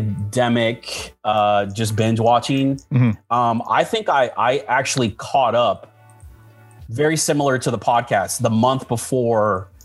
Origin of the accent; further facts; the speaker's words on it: Florida, United States; Yeah, I grew up in Florida. I mean, there's no ice here.